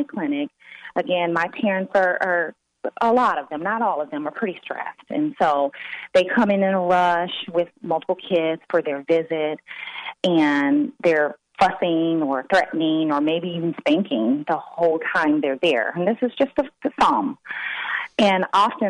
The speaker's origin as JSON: {"language": "English", "region": "the South", "country": "United States", "said": "I'm from the South"}